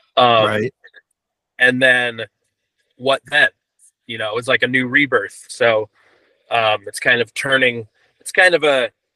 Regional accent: Santa Cruz, California, United States; in my hometown, Santa Cruz, California

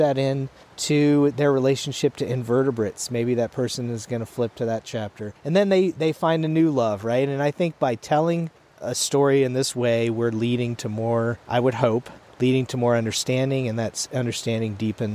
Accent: East Coast, United States; moved away as an adult; growing up on the East Coast

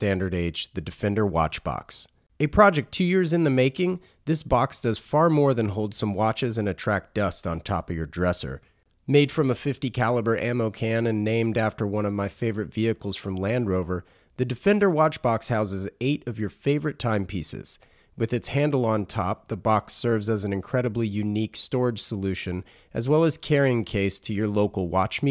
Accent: North Carolina, United States; being a North Carolina guy

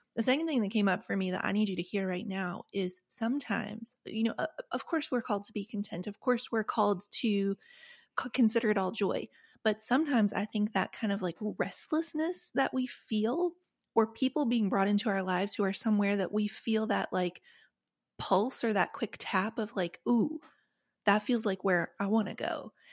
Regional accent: West Virginia, United States; the trailer where I grew up in West Virginia

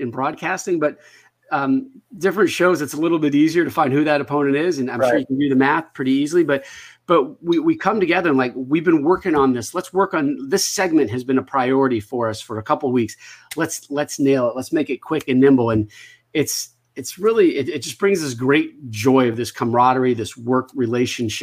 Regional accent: Connecticut, United States; growing up in Connecticut

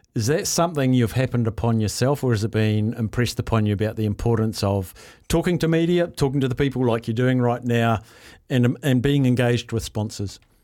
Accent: Palmerston North, Manawatū-Whanganui, New Zealand; moved away; I grew up in Palmy and I spent many a weekend at, um, Manfield.

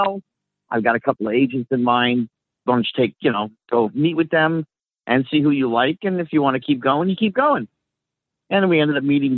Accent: New Jersey, United States; also born or lived in Sacramento, California; I was actually born in Sacramento, California, but I was gone from there by the time I was a year and a half. So I was a Jersey boy

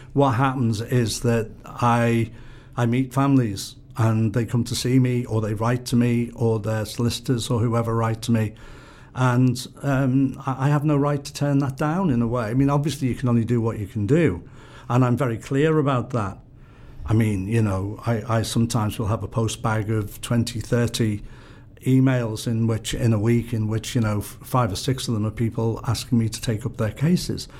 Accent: Liverpool, North West England, United Kingdom; I'm somebody who wants to be part of my hometown

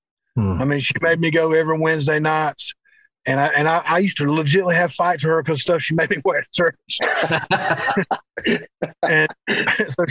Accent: Spartanburg, South Carolina, United States; I was born in Spartanburg, South Carolina, and lost my mom at an early age.

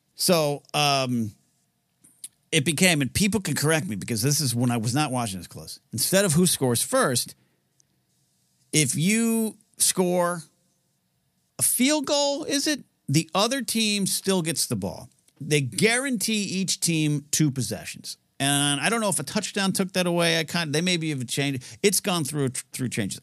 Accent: Pismo Beach, California, United States; moved away as an adult; now in Los Angeles, United States; I was raised in Pismo Beach

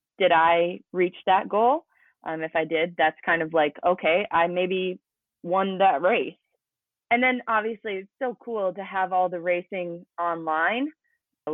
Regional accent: near Spearfish, South Dakota, United States; also born or lived in Arizona; that's only an hour away from my hometown. So growing up, we would do local triathlons

